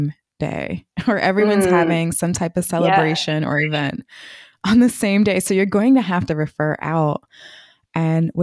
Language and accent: English; Washington, District of Columbia, United States; I'm from the Washington, D.C. area